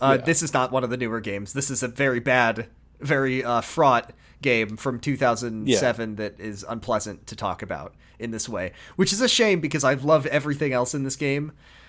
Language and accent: English; United States; as an American